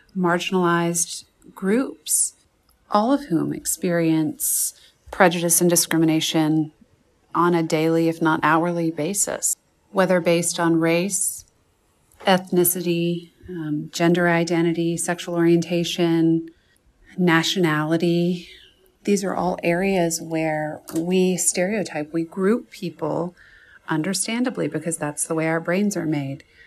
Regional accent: Birmingham, Alabama, United States; I was born in Birmingham, Alabama, grew up there

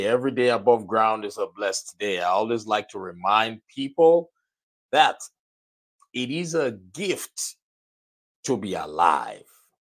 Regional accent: Nigeria; I'm from Nigeria, and I believe a lot of you already know that I am from Nigeria, born and raised in Nigeria

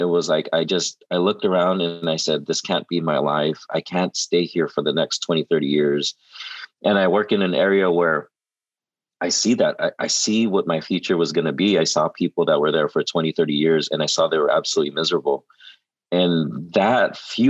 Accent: Southern California, United States; I'm Asian and I'm from Southern California

